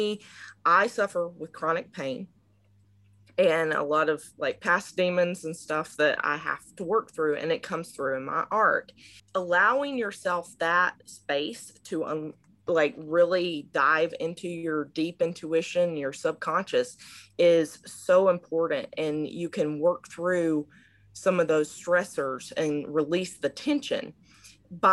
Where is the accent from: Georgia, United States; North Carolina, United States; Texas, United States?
Georgia, United States; moved away as an adult; now in Maryland, United States; I am originally from Georgia in South of the United States, but currently I'm based out of Maryland because I moved up here for grad school